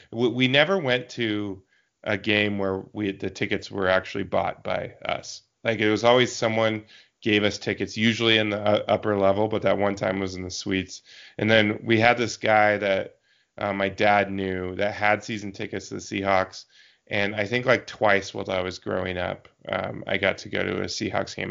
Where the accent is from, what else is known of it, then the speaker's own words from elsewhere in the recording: Eastern Washington, United States; also born or lived in Seattle; I grew up in Eastern Washington